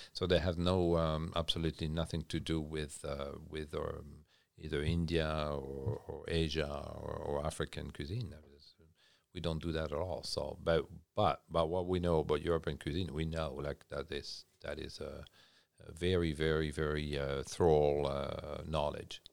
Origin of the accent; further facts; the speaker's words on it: Champagne region, Grand Est, France; English is a second language; moved away as an adult; also born or lived in Switzerland; now in Nova Scotia, Canada; Born and raised in France, uh, Champagne region